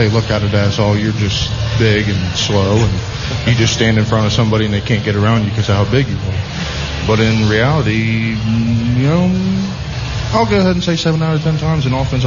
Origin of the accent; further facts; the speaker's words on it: Sarahsville, Ohio, United States; I'm from a super small town. Nobody comes to small town Ohio looking for Division I athletes.